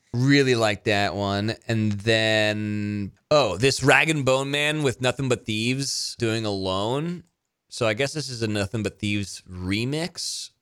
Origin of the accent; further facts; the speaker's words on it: United States; as an American